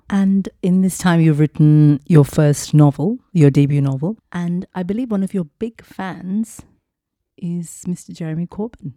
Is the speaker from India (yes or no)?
yes; Mumbai, Maharashtra, India; I grew up in Mumbai as well